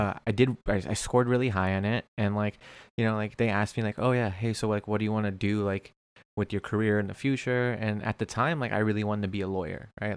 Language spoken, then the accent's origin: English; Springfield, Virginia, United States; now in Orange County, United States; I grew up broke in Springfield, Virginia